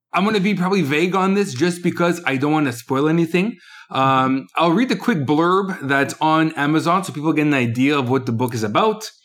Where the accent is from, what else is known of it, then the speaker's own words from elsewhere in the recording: Canada; also born or lived in Quebec; I'm Canadian.